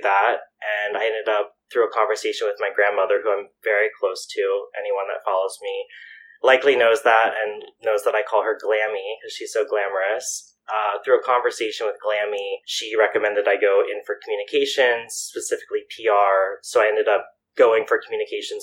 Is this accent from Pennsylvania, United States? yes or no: yes; York, Pennsylvania, United States; moved away as an adult; also born or lived in Philadelphia; So when I moved from York, Pennsylvania to Philadelphia, I went to Drexel University